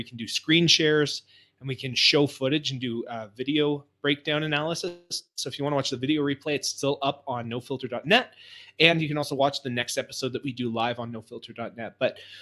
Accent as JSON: {"language": "English", "town": "Montreal", "region": "Quebec", "country": "Canada", "said": "I was from Montreal"}